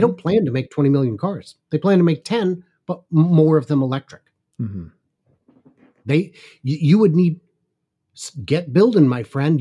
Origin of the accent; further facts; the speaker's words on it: suburbs north of Seattle, Washington, United States; I grew up in north of the suburbs north of Seattle.